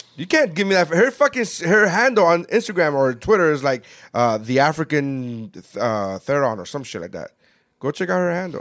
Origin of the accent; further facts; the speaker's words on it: Nicaragua; now in United States; I'm from Nicaragua